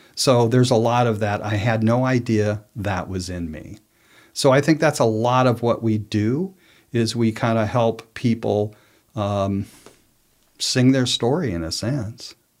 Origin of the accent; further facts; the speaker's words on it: New Mexico, United States; moved away; I was from New Mexico, lived most of my adult life there